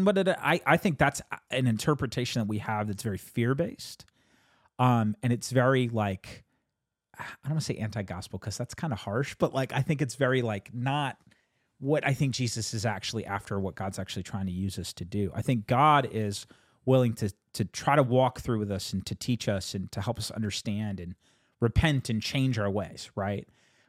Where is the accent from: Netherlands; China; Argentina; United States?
United States; born there; I was born in 1986 in the United States of America. And I feel like the culture that I inherited and the culture that I've grown up